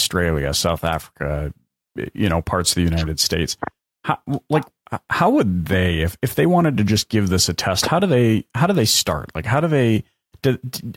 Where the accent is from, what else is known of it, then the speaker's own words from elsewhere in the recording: British Columbia, Canada; moved away as an adult; now in Alberta, Canada; growing up in British Columbia